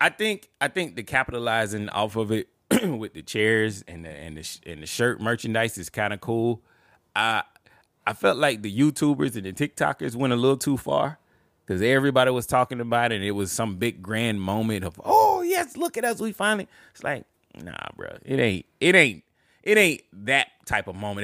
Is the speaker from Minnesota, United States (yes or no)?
no; Montgomery, Alabama, United States; I was born and raised in Montgomery, Alabama